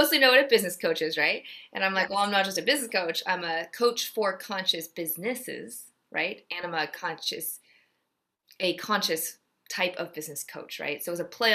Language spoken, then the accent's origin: English; Georgia, United States; also born or lived in Ohio / Texas; I was born in Ohio. My parents were both born in Seoul, Korea, and immigrated in college and met there. And so I'm second generation and had a brief stint in Texas and then mostly grew up in Georgia